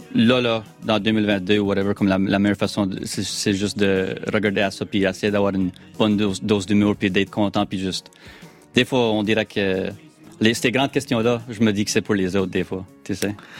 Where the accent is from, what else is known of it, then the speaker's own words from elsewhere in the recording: Acadia, Canada; accent: Acadian; je suis un Acadien